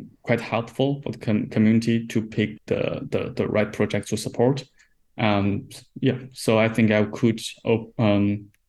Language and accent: English; China; I'm from China